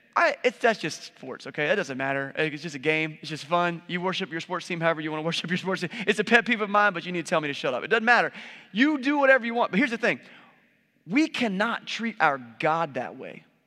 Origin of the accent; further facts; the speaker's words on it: United States; we're capitalists and we're American